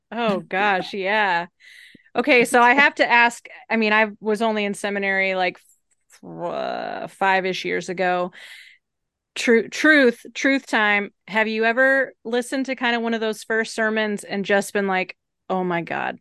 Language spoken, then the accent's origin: English; Evanston, Illinois, United States; moved away; also born or lived in Oak Park, Illinois / Atlanta, Georgia; I grew up in Evanston